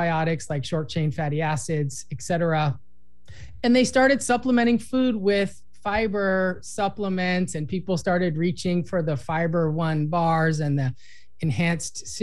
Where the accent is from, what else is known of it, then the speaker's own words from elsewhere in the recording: Los Angeles, California, United States; I grew up in Los Angeles.